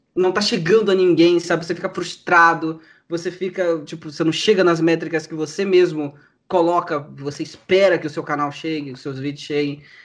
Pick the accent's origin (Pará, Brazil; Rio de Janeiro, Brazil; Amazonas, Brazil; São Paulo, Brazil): Rio de Janeiro, Brazil; sou do Rio de Janeiro